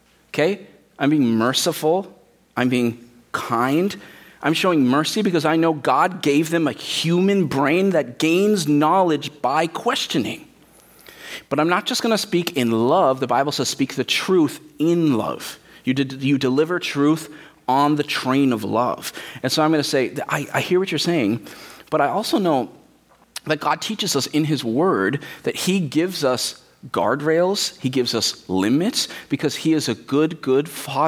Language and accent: English; United States; we, as suburban American Christians